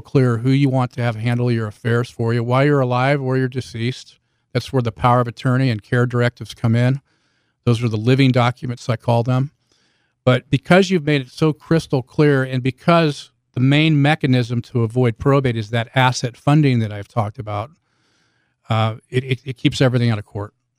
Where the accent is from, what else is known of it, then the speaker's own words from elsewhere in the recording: Bay Area, Northern California, United States; moved away as an adult; now in Southern Utah, United States; I'm from the Bay Area in Northern California. I spent fifty-two years, uh, in Northern California before moving here a couple years ago